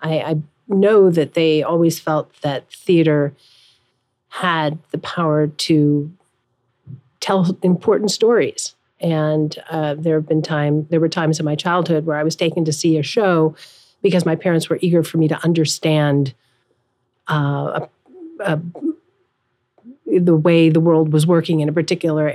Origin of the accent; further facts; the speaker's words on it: Los Angeles, California, United States; now in New York, United States; I grew up in Los Angeles.